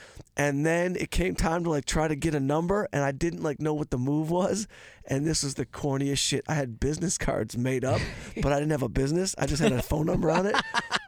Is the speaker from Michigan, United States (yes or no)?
yes; Detroit, Michigan, United States; now in Los Angeles, United States; I'm from Detroit and just, you know, kind of just got moved here.